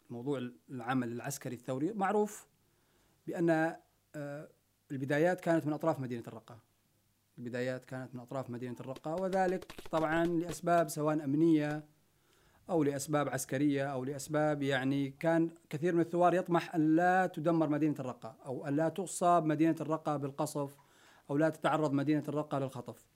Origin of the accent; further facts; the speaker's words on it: Raqqa, Raqqa Governorate, Syria; moved away; فنحن ننتمي لسوريا ولكن أنا أتكلم الآن عن مدينة الرقة كمدينة عشت فيها وخلعت عليها شبابي